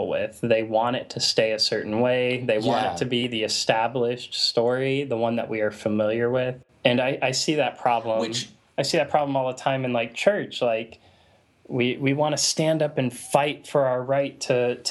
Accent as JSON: {"language": "English", "country": "United States", "said": "I'm an American"}